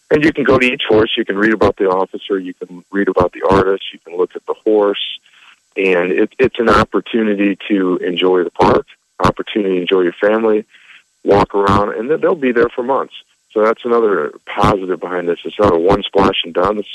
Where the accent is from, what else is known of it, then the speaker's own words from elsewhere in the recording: Omaha, Nebraska, United States; I, I, am an Omaha guy. I've been uh, on the department 20 years. I'm born and raised in Omaha